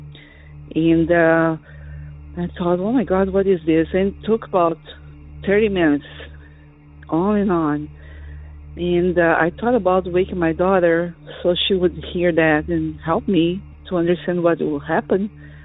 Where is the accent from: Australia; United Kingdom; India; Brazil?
Brazil; moved away as an adult; now in Florida, United States; I'm calling from Florida. I am originally from Brazil, and I have been living here for over 30 years